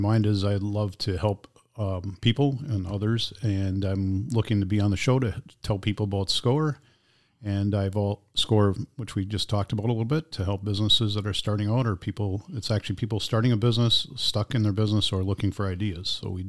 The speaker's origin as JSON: {"language": "English", "country": "Germany", "tie": "born there", "also_born_or_lived": "Texas / Neenah / Oshkosh / Green Bay", "said": "I actually was born in Germany, and my dad was in the service."}